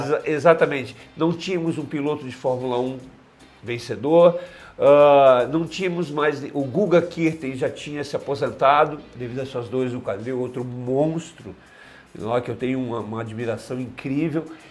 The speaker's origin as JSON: {"language": "Portuguese", "town": "Balneário Camboriú", "region": "Santa Catarina", "country": "Brazil", "tie": "born or raised there", "also_born_or_lived": "Pinhalzinho, Santa Catarina", "said": "Eu vim de uma cidade do extremo oeste de Santa Catarina, Pinhalzinho, que quase lá na fronteira com a Argentina, então eu não conhecia mar. Então, com sete anos de idade, eu cheguei em Balneário Camboriú"}